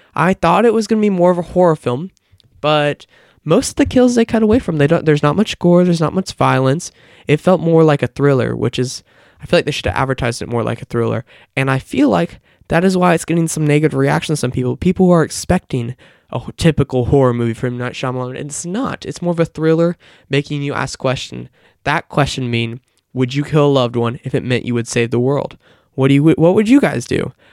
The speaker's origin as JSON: {"language": "English", "town": "Kansas City", "region": "Missouri", "country": "United States", "tie": "born or raised there", "said": "Kansas City, Missouri, which is my hometown"}